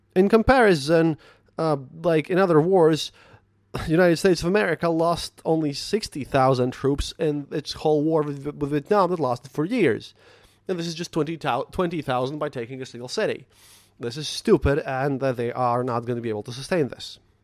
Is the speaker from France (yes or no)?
no; Latvia